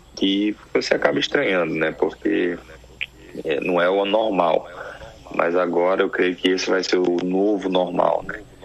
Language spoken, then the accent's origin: Portuguese; Manaus, Amazonas, Brazil; also born or lived in Bahia; now in South Korea; apesar de eu ser de eu ser baiano eu mudei muito cedo. Com um ano de idade eu fui para Manaus